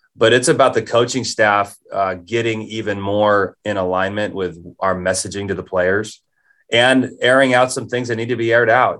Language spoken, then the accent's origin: English; Southern California, United States; moved away as an adult; also born or lived in Las Cruces; now in Pullman, United States; Growing up in Southern California